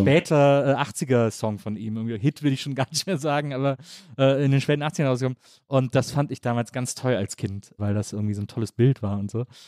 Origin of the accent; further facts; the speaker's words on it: Wesseling, North Rhine-Westphalia, Germany; moved away; Ich komme ja aus Wesseling, zwischen Köln und Bonn, aus so einer Kleinstadt